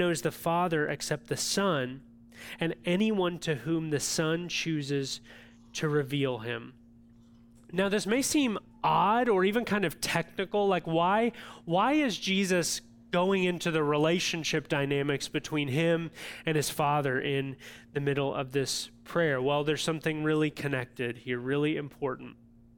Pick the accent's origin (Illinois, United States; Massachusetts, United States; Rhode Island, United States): Illinois, United States; And now I know we're from Central Illinois, most of us